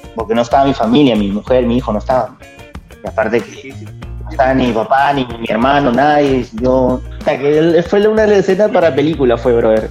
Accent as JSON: {"language": "Spanish", "country": "Peru", "moved": "as an adult", "lives_now": "United States", "said": "yo soy peruano"}